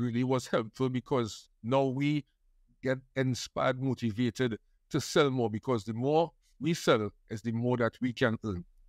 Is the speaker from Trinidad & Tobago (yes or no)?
yes; Trinidad & Tobago; I grew up in Trinidad, to be exact, in Trin-, City Giriá, which is close to the airport and Trinity Mall